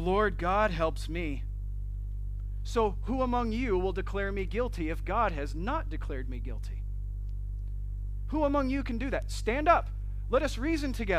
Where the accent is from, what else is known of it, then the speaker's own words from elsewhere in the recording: Flint, Michigan, United States; I'm from Flint, Michigan.